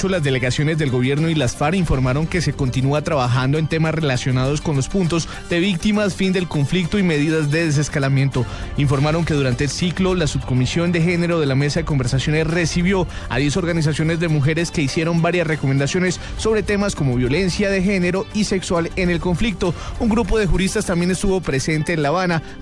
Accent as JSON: {"language": "Spanish", "country": "Colombia", "said": "así que aquí los perjudicados no solamente somos nosotros los colombianos, sino también los venezolanos."}